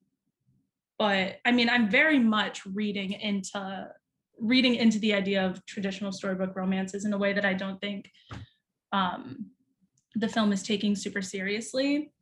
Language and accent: English; United States; I'm not from Italy, but it's true, being an American